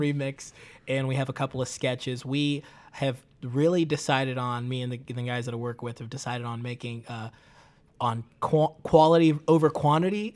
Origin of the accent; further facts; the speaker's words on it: Tanzania; now in United States; I grew up in Tanzania